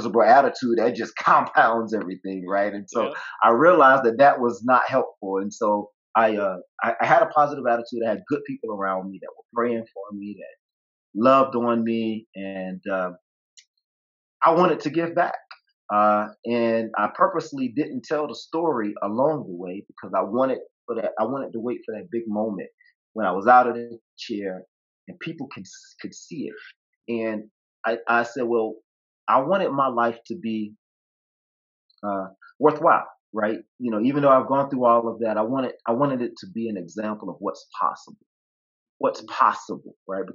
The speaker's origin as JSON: {"language": "English", "region": "the South", "country": "United States", "tie": "born or raised there", "said": "I grew up in the South."}